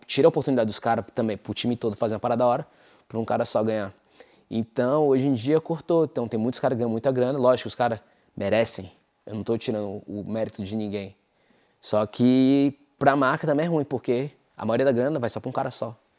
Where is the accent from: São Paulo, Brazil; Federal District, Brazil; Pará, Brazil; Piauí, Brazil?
Federal District, Brazil; Brasília; moved away as an adult; now in United States; eu sou de Brasília